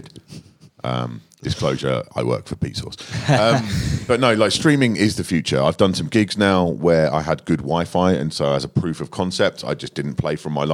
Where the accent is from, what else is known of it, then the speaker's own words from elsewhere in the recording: United Kingdom; I'm British